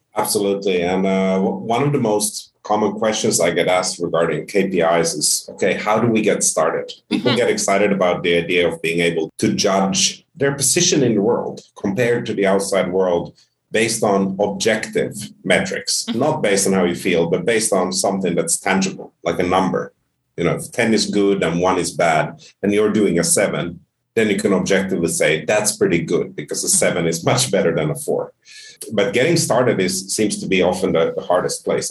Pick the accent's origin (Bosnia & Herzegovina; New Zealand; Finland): Finland; also born or lived in Sweden / Spain / United Kingdom; now in Ontario, Canada; grew up in Finland. I consider myself Finnish and, and soon to be Canadian